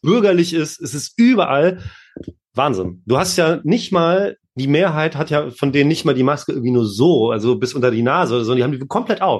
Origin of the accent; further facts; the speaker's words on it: Lübeck, Schleswig-Holstein, Germany; moved away; also born or lived in Hamburg; ich bin ja im Norden aufgewachsen und äh, als kleiner Punk oder als später als Autonomer ist man natürlich dann immer nach Hamburg gefahren. In Lübeck war ja nicht so viel los.